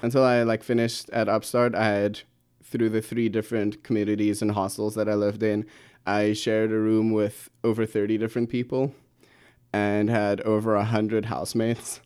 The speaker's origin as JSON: {"language": "English", "town": "Pretoria", "region": "Gauteng", "country": "South Africa", "moved": "yes", "said": "I come from Pretoria, South Africa. Lovely city, um, my wonderful home"}